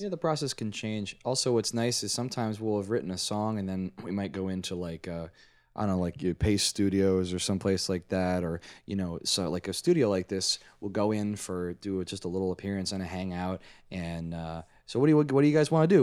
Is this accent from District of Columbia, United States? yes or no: yes; Washington, District of Columbia, United States; now in New Jersey, United States; I'm from D C originally. I'm from Washington, D C, and I live in New Jersey these days